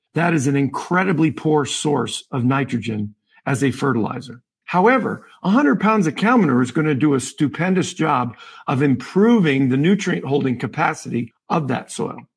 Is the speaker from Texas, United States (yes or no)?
no; Western Massachusetts, United States; I grew up in Western Massachusetts